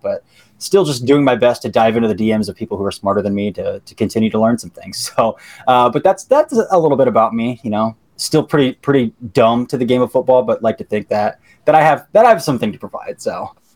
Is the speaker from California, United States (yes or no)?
no; an hour from Columbus, Ohio, United States; I grew up an hour from Columbus, live in Columbus now